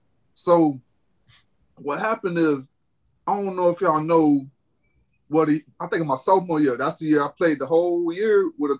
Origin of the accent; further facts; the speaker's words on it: Bartow, Florida, United States; I'm coming from Bartow. So when stuff like that go down, it's like, dang, man, I hope this game don't get ugly. We came back, but I'm used to Bartow.